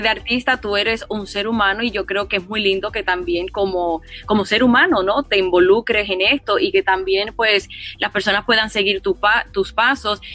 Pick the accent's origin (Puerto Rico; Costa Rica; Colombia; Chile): Puerto Rico; moved away; also born or lived in Los Angeles; como puertorriqueña